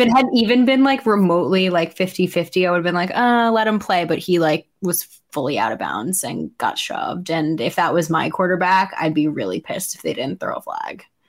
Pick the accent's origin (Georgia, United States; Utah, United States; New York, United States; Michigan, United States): New York, United States; as a New Yorker